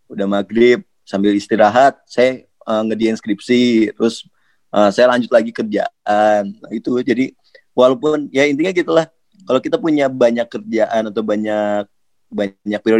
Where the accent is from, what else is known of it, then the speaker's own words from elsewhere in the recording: Bandung, West Java, Indonesia; Apalagi kan saya orang Bandung nih.